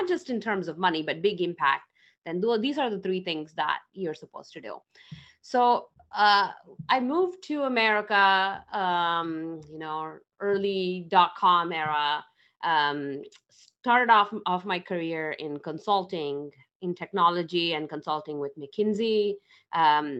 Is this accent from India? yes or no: yes; India; moved away; I grew up in India, in a small town in India